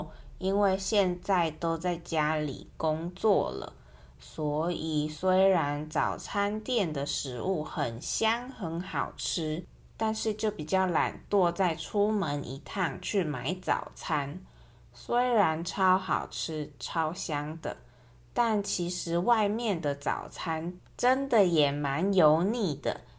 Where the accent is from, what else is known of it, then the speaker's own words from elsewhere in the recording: Taichung, Taiwan; 那我们台中人吃的则是炒面加大肠猪血汤，